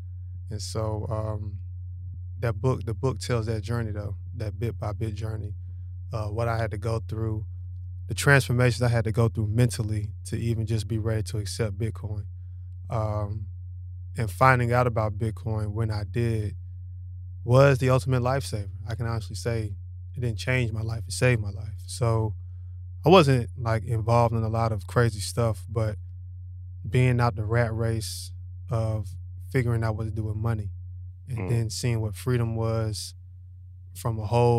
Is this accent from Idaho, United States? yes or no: no; Charlotte, North Carolina, United States; Born and raised in Charlotte.